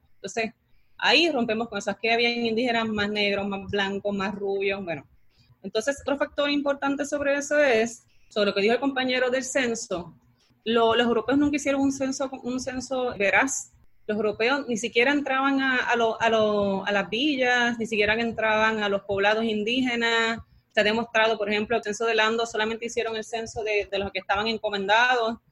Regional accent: Lares, Puerto Rico; yo soy del área y me crié y nací en LARE

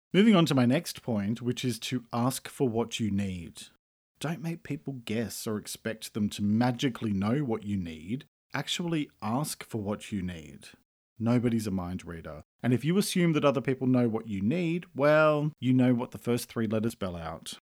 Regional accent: Australia; I'm an Australian writer and speaker

